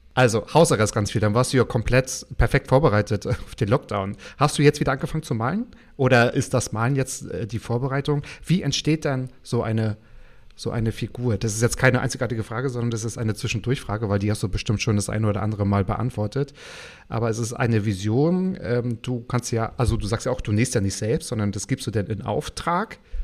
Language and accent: German; Mecklenburg-Vorpommern, Germany; ich ja auch aus Mecklenburg komme